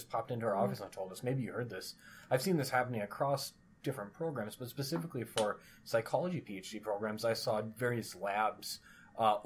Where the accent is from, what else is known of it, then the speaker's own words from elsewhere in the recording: United States; moved away as an adult; now in Fargo, United States; my hometown, which of course is only 90 minutes from Fargo